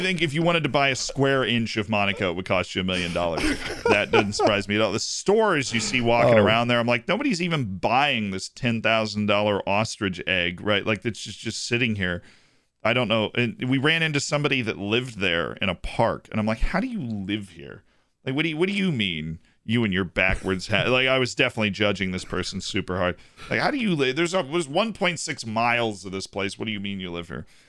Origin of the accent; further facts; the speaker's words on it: Tampa, Florida, United States; You have Tampa, which is the old city in Florida that's got the Cuban cigar factories, the old downtown, the amazing food. I clearly love my hometown.